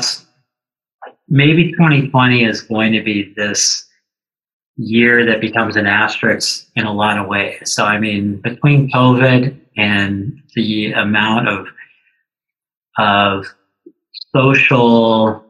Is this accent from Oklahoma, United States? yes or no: yes; Tulsa, Oklahoma, United States; now in Stevens Point, United States; I grew up in Tulsa, Oklahoma